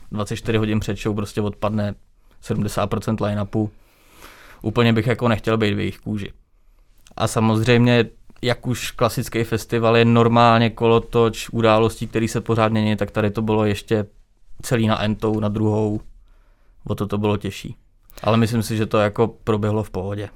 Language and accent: Czech; Třebíč, Vysočina Region, Czechia; v Třebíči, odkud pocházím